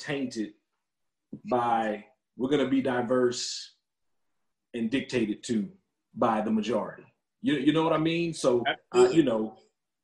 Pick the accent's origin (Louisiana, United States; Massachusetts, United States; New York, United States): Louisiana, United States; Lafayette; growing up in Lafayette, you know, it's pretty, it's black and white.